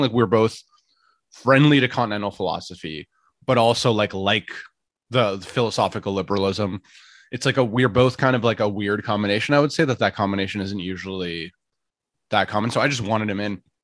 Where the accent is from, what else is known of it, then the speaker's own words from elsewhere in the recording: Ottawa, Ontario, Canada; moved away as an adult; now in Toronto, Canada; I was born in Ottawa